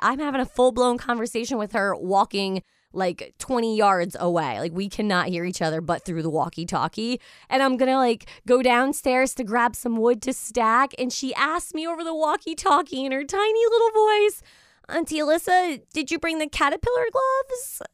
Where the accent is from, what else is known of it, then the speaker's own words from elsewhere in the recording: United States; now in Eastern Connecticut, United States; an average American female